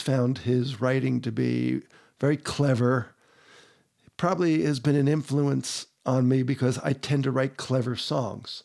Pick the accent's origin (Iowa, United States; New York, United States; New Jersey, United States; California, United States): New Jersey, United States; moved away as an adult; now in Utah, United States; Originally New Jersey